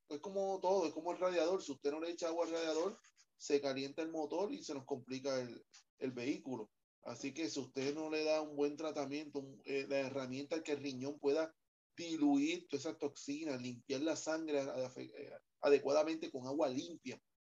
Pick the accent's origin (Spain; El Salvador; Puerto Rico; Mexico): Puerto Rico; el puertorriqueño come mucho, mucha bichuela